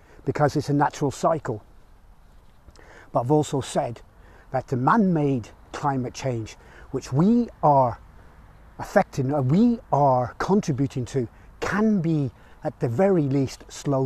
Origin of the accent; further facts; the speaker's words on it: Rugby, West Midlands, United Kingdom; here in my hometown of Rugby